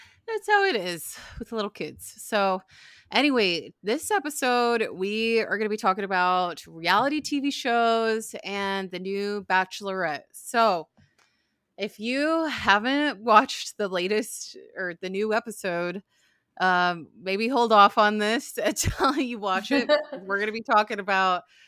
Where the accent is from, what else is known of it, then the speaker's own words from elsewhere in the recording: Arizona, United States; now in Florida, United States; we grew up in Arizona